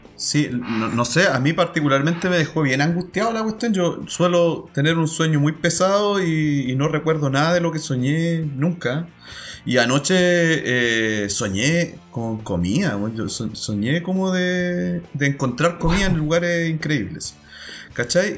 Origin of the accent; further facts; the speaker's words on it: Talcahuano, Biobío, Chile; now in Valdivia, Chile; Yo, por lo menos, que crecí en Talcahuano